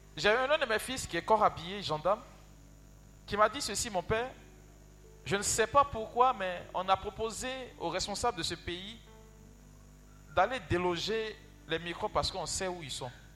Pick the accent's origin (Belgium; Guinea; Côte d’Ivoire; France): Côte d’Ivoire; Yopougon, Abidjan; Chez nous, à Yopougon